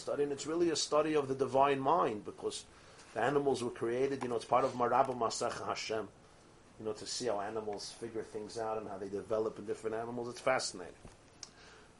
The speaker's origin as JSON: {"language": "English", "town": "New York City", "region": "New York", "country": "United States", "tie": "born or raised there", "said": "I grew up in Brooklyn."}